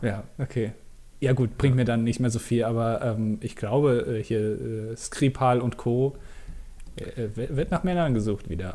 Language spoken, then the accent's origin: German; Germany; als Deutscher